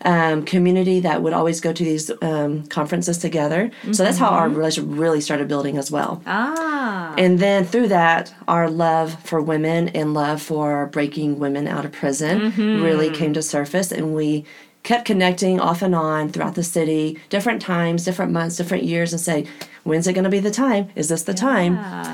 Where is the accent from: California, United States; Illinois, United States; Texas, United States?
Texas, United States; Midland; also born or lived in Oklahoma; I am originally from Midland, Texas. I have been in Oklahoma most of my life, though.